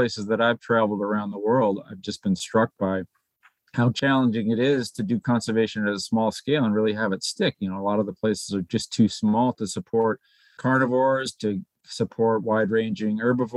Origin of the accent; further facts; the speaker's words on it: New Hampshire, United States; moved away as an adult; also born or lived in Alaska; now in Anchorage, United States; I grew up in the Northeast